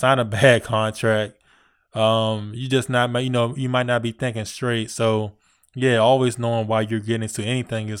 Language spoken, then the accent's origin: English; Virginia, United States; I'm from Virginia